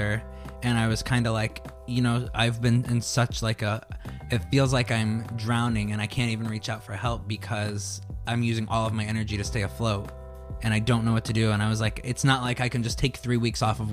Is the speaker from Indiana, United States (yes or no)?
yes; Indiana, United States; moved away; I grew up in Indiana and I was gay and I had to escape